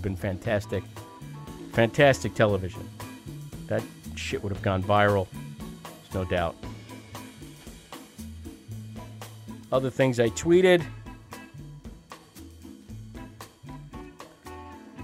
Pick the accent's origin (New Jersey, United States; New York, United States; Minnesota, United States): New Jersey, United States; I'm from Jersey.